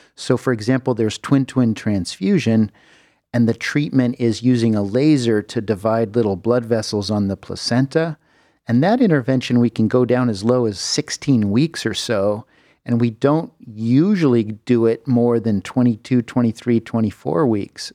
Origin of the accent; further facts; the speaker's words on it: Southern California, United States; moved away as an adult; also born or lived in San Francisco, United States / Houston, Texas, United States; now in Cleveland, United States; I grew up in Southern California